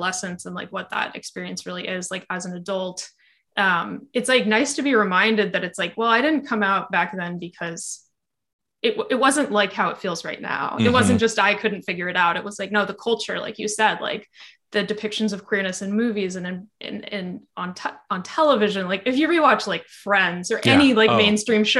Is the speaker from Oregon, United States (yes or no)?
yes; Portland, Oregon, United States; I live in Portland, Oregon, and it's a very like queer city. And I grew up here